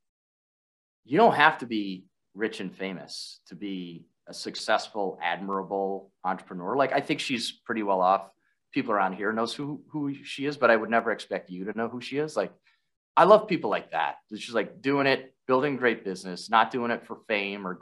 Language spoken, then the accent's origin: English; Minneapolis, Minnesota, United States; my hometown of Minneapolis